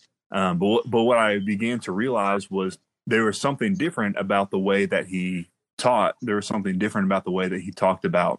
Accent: Miamisburg, Ohio, United States; also born or lived in Trotwood; I grew up in Miamisburg, Viking, born and raised

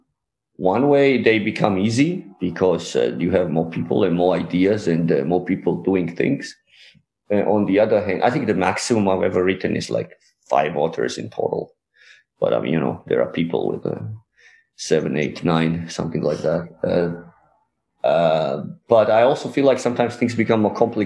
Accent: Georgia; moved away as an adult; also born or lived in Germany; you miss your country where you lived like 20 years

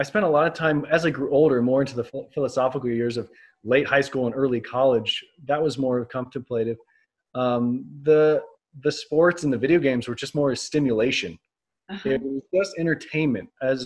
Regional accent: North Carolina, United States; I grew up on the East Coast in North Carolina

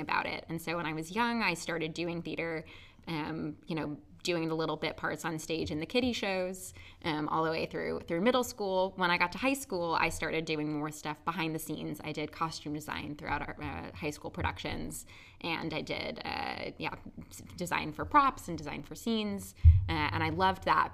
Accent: New Jersey, United States; I grew up in New Jersey

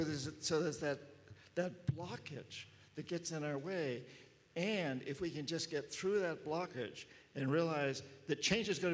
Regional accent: United States; being an American

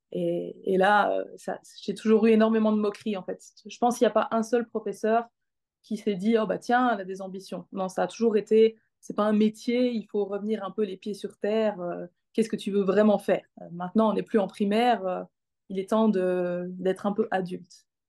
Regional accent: Arlon, Wallonia, Belgium; J'ai grandi en Belgique, dans le sud de la Belgique, pas très loin de là où je vis maintenant

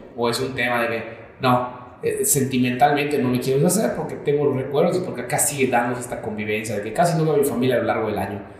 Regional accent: Mexico; Me imagino como mexicano

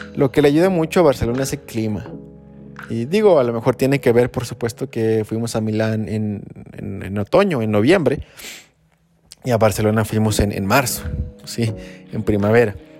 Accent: central Mexico, Mexico; aquí nosotros a lo mejor como mexicanos estamos acostumbrados a a no tener ese tipo de fríos, o al menos aquí en el centro

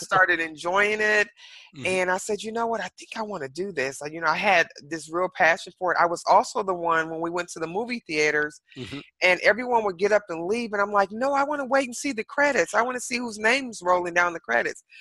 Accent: Detroit, Michigan, United States; now in Dallas, United States; I'm originally from Detroit, Michigan

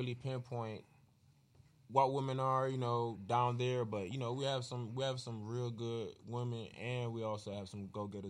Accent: Orlando, Florida, United States; accent: country; moved away as an adult; now in Detroit, United States; I'm from Florida. Oh, okay. West Orlando, you know.

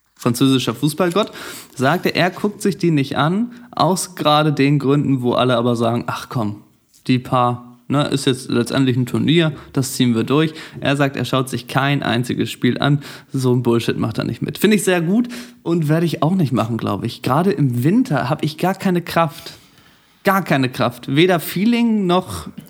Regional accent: Germany; ich komme aus Deutschland

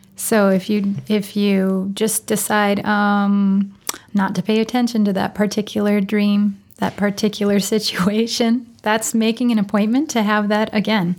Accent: Wisconsin, United States; moved away; I'm from Wisconsin originally

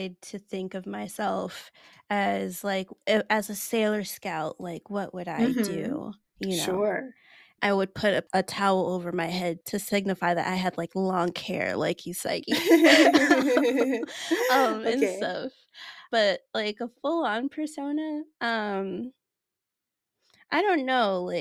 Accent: Nigeria; It's a Nigerian name

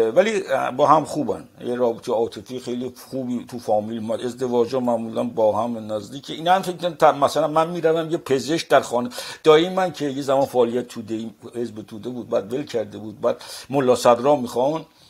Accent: Qazvin, Qazvin Province, Iran; moved away as an adult; now in France; من در جنوب شهر قزوین دنیا آمدم پشت بازار قزوین

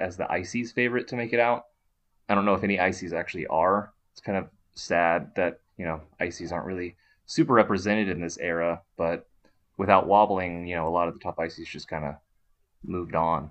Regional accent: Texas, United States; as a Texas boy

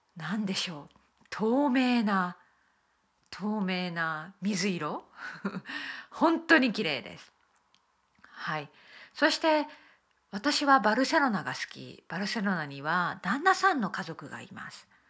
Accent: Okayama, Japan; now in Belfast, United Kingdom; 私のふるさと岡山県の瀬戸内海の海

